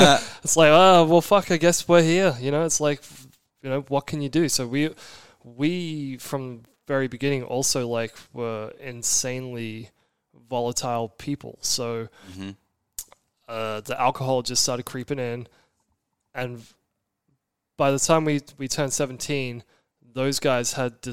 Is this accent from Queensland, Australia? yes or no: yes; Brisbane, Queensland, Australia; moved away as an adult; also born or lived in Orange County, California; growing up in Brisbane, mixed race